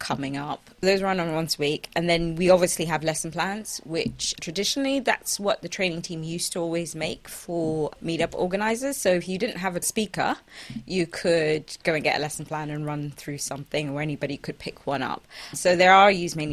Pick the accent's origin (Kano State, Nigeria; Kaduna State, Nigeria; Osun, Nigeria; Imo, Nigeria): Kaduna State, Nigeria; Kaduna; I come from Kaduna, Nigeria